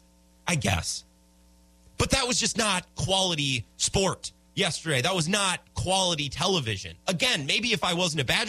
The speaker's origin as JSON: {"language": "English", "region": "Midwest", "country": "United States", "said": "I'm from the Midwest"}